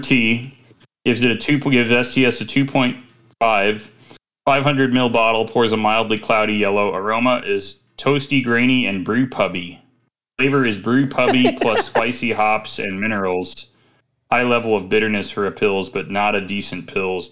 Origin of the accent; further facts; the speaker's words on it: Midwest, United States; I'm from the Midwest